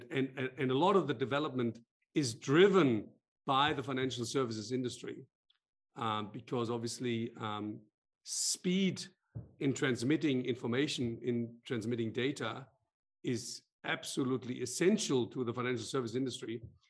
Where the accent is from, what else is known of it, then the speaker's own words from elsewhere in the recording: Frankfurt, Hesse, Germany; also born or lived in Australia / France / United Kingdom; I'm a born and bred Frankfurter, so I grew up in the Frankfurt Rhein Main area, but I've lived outside of Frankfurt, lived in Australia, lived in France, lived in the UK